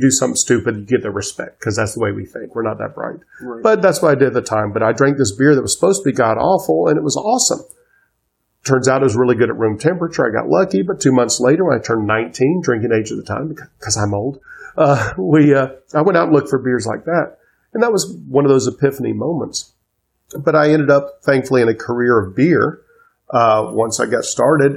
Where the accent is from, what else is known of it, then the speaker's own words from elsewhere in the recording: Atlanta, Georgia, United States; moved away as an adult; also born or lived in Cobb County, Georgia; now in Charleston, United States; I am born and raised in Atlanta, third generation, which is rare for Atlanta for any of those who are there.